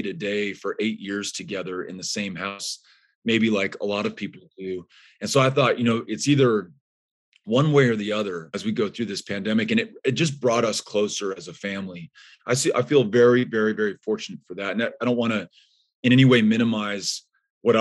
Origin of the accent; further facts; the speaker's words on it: El Paso, Texas, United States; my hometown of El Paso